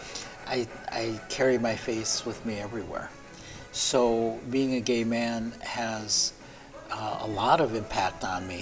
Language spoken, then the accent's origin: English; Milwaukee, Wisconsin, United States; also born or lived in South Korea; I was adopted along with my twin brother to Milwaukee, Wisconsin. And we came over when we were 8 months old